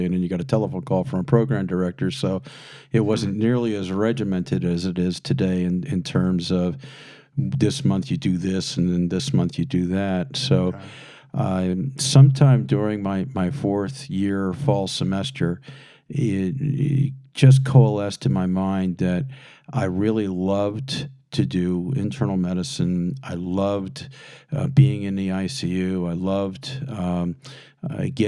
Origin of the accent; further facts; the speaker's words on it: Philadelphia, Pennsylvania, United States; moved away as an adult; I was a Yankee from Philadelphia in a Ford Escort